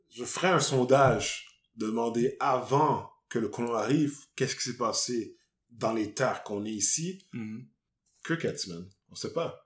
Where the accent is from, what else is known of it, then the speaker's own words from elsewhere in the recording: Montreal, Quebec, Canada; also born or lived in Longueuil; je suis né à Montréal